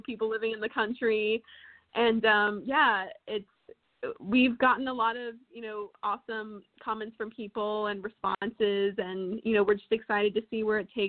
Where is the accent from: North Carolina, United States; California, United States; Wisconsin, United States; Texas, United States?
Texas, United States; moved away; We're from Texas